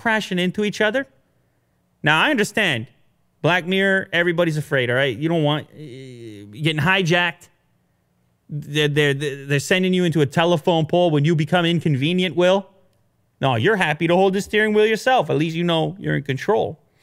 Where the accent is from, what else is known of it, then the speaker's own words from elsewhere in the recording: Canada; being a Canadian